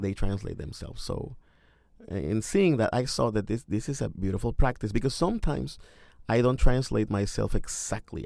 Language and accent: English; Mexico; English is a second language; moved away as an adult; now in Cincinnati, United States; I am from Mexico, and I miss my mother, and I miss listening to Spanish when I walk in the street